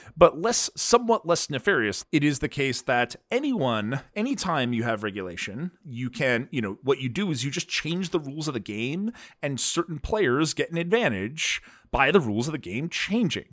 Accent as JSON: {"language": "English", "region": "Pennsylvania", "country": "United States", "tie": "born or raised there", "also_born_or_lived": "Boston", "moved": "yes", "said": "growing up in Pennsylvania"}